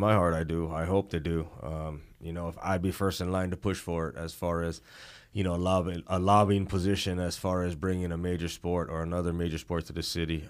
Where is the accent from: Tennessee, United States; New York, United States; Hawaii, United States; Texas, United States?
Hawaii, United States; growing up in Hawaii